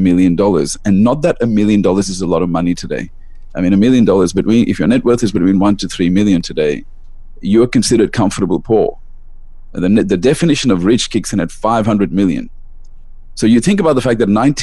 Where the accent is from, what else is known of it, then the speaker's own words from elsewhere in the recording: Melbourne, Victoria, Australia; also born or lived in India; I live in Melbourne, Australia. I was born in India and I moved to Australia when I was very young.